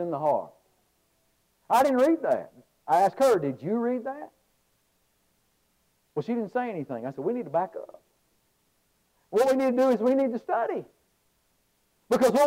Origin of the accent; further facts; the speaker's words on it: Alabama, United States; I'm a guy from Alabama